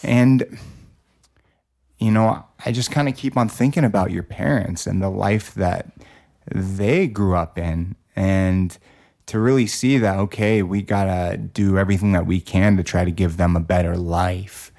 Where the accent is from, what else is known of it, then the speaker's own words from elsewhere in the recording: Los Angeles, California, United States; growing up in Los Angeles, California